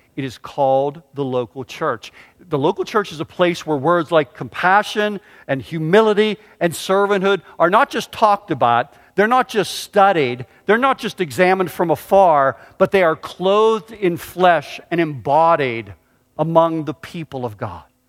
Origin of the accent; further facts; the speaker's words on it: Pittsburgh, Pennsylvania, United States; moved away; I grew up in Pittsburgh